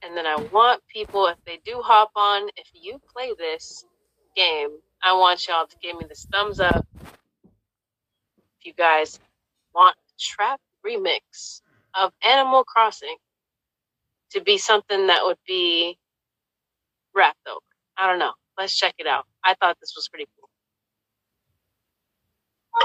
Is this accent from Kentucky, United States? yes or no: no; the Bay Area, California, United States; we're from the Bay.